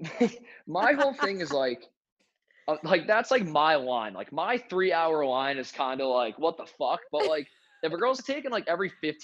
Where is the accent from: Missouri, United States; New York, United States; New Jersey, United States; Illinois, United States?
New Jersey, United States; moved away as an adult; also born or lived in Connecticut / South Carolina; now in North Carolina, United States; I grew up in New Jersey.